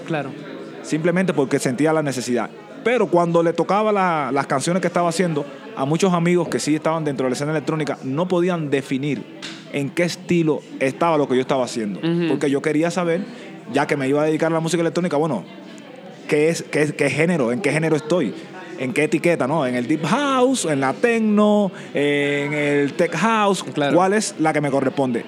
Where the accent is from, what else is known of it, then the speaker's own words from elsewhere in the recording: Santiago de Cuba, Cuba; soy santiaguero. Yo no, no nací en La Habana, en la capital cubana, nací en el oriente del país